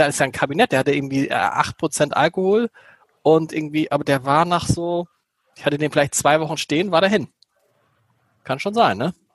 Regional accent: Hamburg, Germany; Olaf Scholz, darf ich das sagen? Wir kennen ja als Hamburger sehr gut, trinkt vor allen Dingen Rotwein.

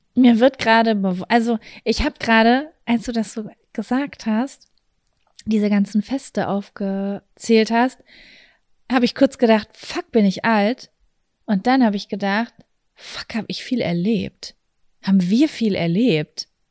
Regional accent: Germany; Wir kommen aus Lübecker

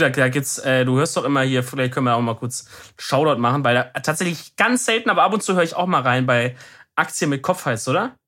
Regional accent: Baden-Württemberg, Germany; als Deutscher

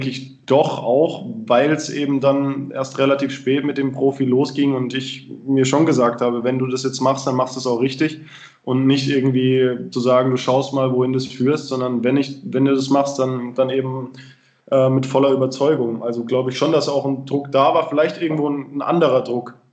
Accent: Freiburg, Baden-Württemberg, Germany; auch wieder nach Freiburg in meine Heimat gezogen bin.

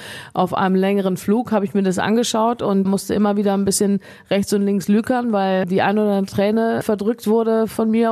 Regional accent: Rheinberg, North Rhine-Westphalia, Germany; also born or lived in Issum; Ich bin hier zu Hause auf dem Hof meiner Eltern aufgewachsen

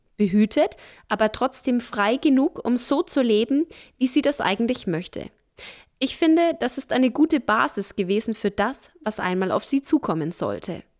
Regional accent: Nuremberg, Bavaria, Germany; ich bin im Knoblauchsland aufgewachsen, also im Nürnberger Norden

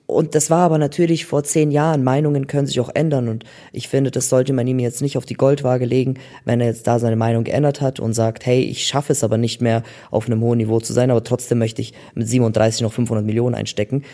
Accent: Germany; ich bin in Deutschland geboren

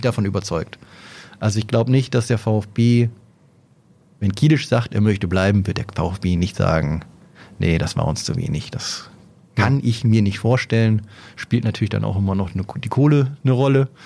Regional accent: Oldenburg, Lower Saxony, Germany; als Oldenburger

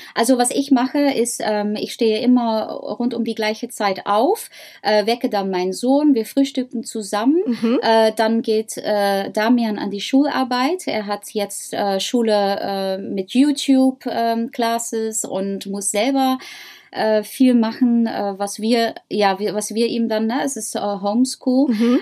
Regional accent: Netherlands; accent: Dutch; German is a second language; moved away; ich habe ein holländisches Akzent

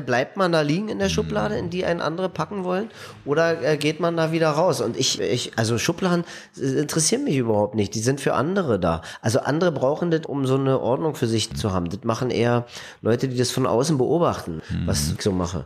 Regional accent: East Germany, Germany; Ich bin im Land groß geworden, da gab es mal irgendwann die Utopie eines gerechten Staates

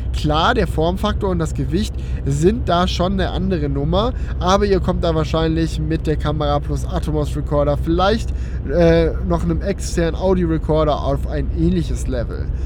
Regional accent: Schönbuch area, Baden-Württemberg, Germany; meine gute alte Schönbuchbahn aus meiner Heimat

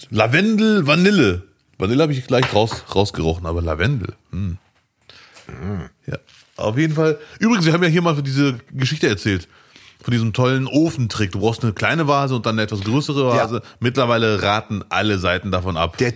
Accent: Morocco; now in Duisburg, Germany; Ich bin Marokkaner, der in Duisburg lebt. Ich habe schon viel erlebt.

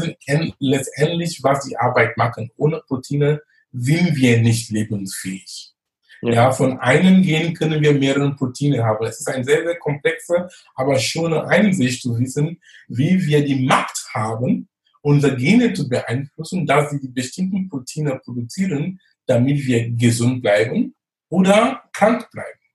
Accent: Cameroon; born or raised there; moved away as an adult; also born or lived in Munich, Germany; now in Germany

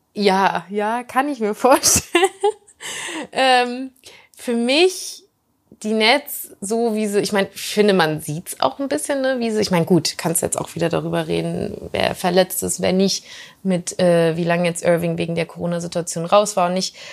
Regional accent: Germany; als Deutsche

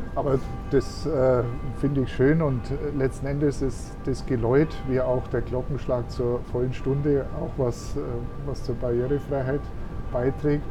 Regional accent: Augsburg, Bavaria, Germany; now in Bad Windsheim, Germany; Ich bin eben am Rande einer Großstadt aufgewachsen, Augsburg, und bin schon als Bub mit dem Fahrrad durch die Stadt gefahren

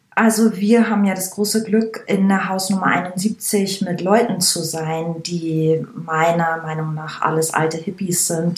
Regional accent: Langenmosen, Bavaria, Germany; now in Berlin, Germany; Das Dorf, in dem ich, also, in dem ich groß wurde, heißt Langenmosen

